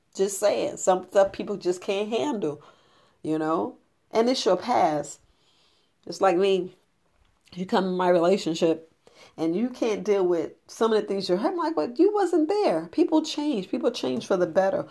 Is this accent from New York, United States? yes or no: yes; New York, United States; growing up in New York